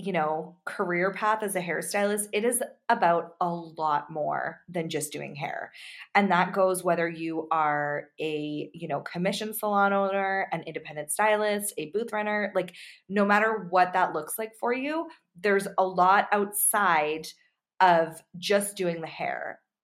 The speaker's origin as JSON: {"language": "English", "region": "England", "country": "United Kingdom", "said": "I'm from England"}